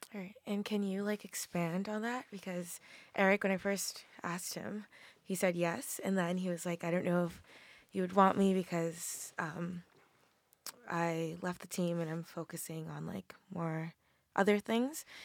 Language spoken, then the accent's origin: English; Massachusetts, United States; I'm from Massachusetts